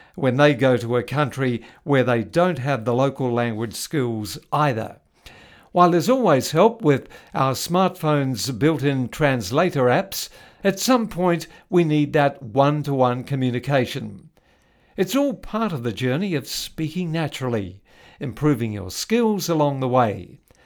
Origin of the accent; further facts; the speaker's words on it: New Zealand; When I was growing up in New Zealand in the nineteen fifties